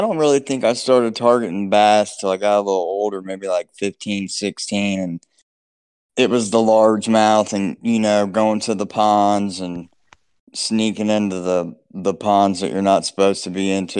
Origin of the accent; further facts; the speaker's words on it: Southwest Ohio, United States; I appreciate you having me on. Same thing, man. I live in Southwest Ohio. I'm 40. Grew up here and I still live here.